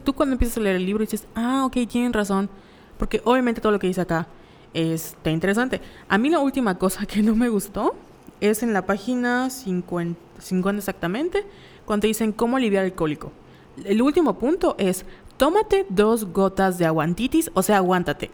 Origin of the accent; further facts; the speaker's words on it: Mexico; como mexicanos